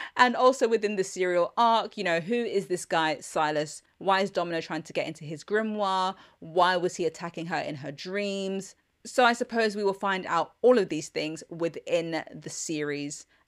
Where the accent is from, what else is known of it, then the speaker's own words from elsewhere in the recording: London, United Kingdom; I'm a Londoner.